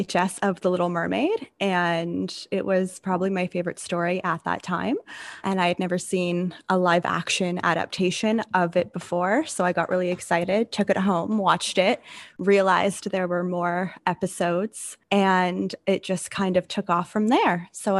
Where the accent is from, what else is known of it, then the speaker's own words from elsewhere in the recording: Ontario, Canada; now in Nunavut, Canada; I'm in Tlaloyuaq, Nunavut, but I'm originally from Ontario.